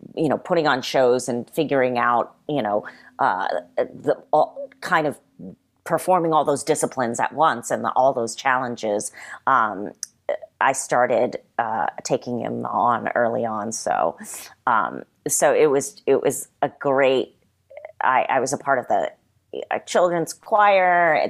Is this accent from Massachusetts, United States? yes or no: yes; South Hadley, Massachusetts, United States; moved away as an adult; also born or lived in Springfield, Massachusetts / Japan / New York; now in Los Angeles, United States; I was born in Western Massachusetts, uh, in a city called Springfield, and I grew up primarily in uh, South Hadley, Massachusetts